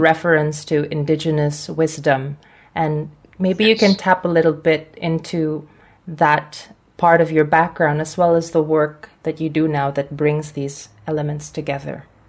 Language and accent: English; Philippines; I'm from the Philippines